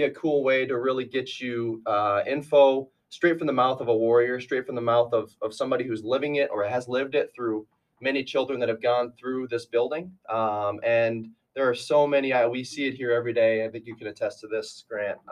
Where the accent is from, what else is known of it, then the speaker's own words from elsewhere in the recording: near Aberdeen, South Dakota, United States; moved away as an adult; now in Sioux Falls, United States; I'm from up there and I came down here to Sioux Falls actually